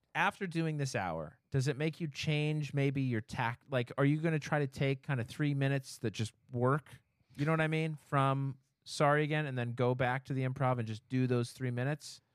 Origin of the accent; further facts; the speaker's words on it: Orem, Utah, United States; moved away; I grew up in Utah